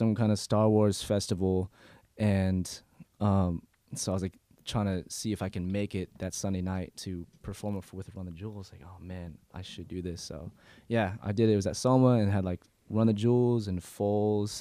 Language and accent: English; San Diego, California, United States; also born or lived in Los Angeles; I moved here when I was 8 from L.A., but yeah, pretty much raised in San Diego.